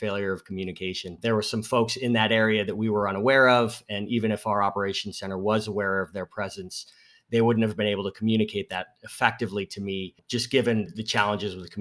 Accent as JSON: {"language": "English", "region": "Northeast", "country": "United States", "tie": "born or raised there", "said": "I grew up in the Northeast"}